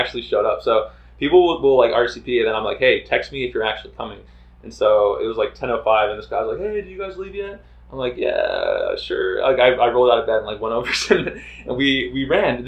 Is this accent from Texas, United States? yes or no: yes; Texas, United States; I was born in Texas